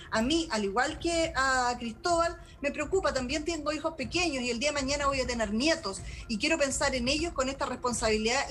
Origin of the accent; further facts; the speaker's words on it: Aysén, Chile; una región como la mía